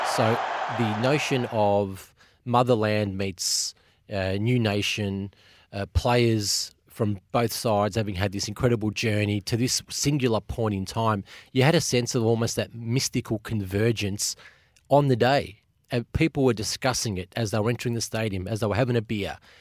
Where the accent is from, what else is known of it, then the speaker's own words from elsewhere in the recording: Australia; as an Australian